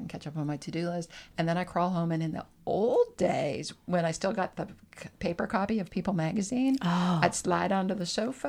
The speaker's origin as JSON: {"language": "English", "town": "Bozeman", "region": "Montana", "country": "United States", "tie": "born or raised there", "also_born_or_lived": "North Dakota / Boston, Massachusetts / Western Massachusetts", "said": "I grew up in Bozeman. I say I grew up in Bozeman."}